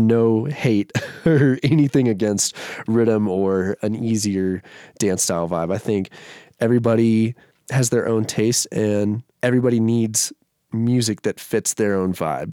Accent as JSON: {"language": "English", "town": "Shreveport", "region": "Louisiana", "country": "United States", "tie": "born or raised there", "moved": "yes", "lives_now": "Denver, United States", "said": "Shreveport, Louisiana, it's like northwest Louisiana, about three hours from Dallas"}